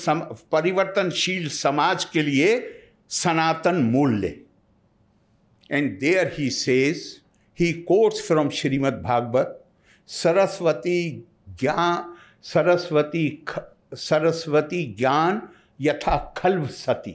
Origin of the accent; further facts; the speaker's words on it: India; as an Indian